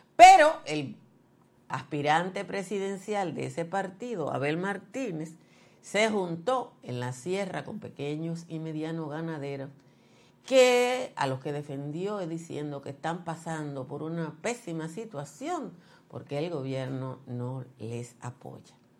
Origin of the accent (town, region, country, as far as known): Dominican Republic